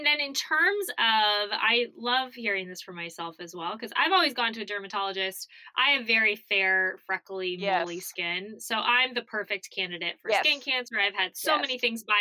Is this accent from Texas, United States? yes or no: no; Arizona, United States; I grew up knowing about sunscreen because I grew up in Arizona